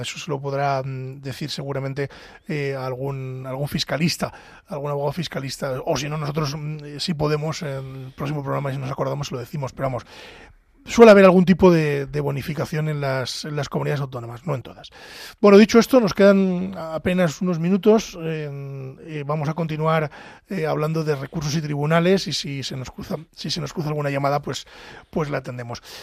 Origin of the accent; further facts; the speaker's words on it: Pedro Bernardo, Castile and León, Spain; Pedro Bernardo, en mi pueblo